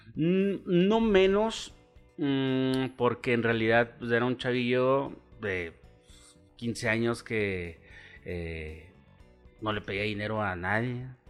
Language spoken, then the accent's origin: Spanish; Chihuahua, Mexico; also born or lived in Mexico City; nací en la Ciudad de México, nunca viví allá, en realidad me trajeron de tres meses